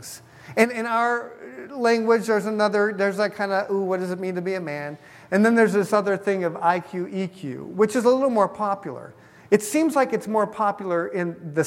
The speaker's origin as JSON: {"language": "English", "country": "United States", "said": "I'm an American"}